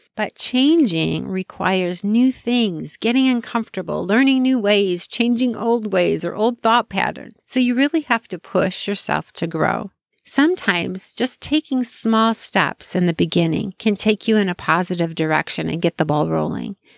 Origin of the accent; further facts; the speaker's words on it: Chicago, Illinois, United States; I grew up in Chicago